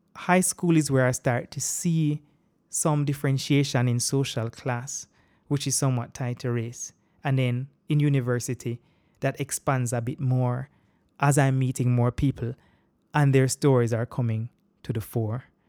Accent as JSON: {"language": "English", "country": "Jamaica", "tie": "born or raised there", "also_born_or_lived": "Boston, Massachusetts", "accent": "Jamaican", "said": "growing up in Jamaica and living here"}